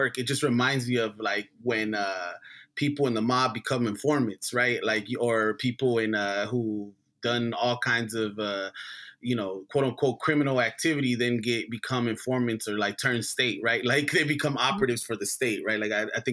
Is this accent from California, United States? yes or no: yes; Los Angeles, California, United States; growing up in South Central